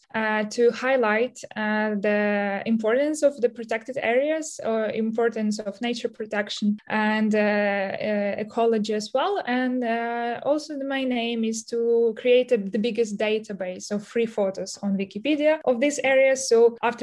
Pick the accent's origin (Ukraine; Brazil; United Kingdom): Ukraine; I'm from Ukraine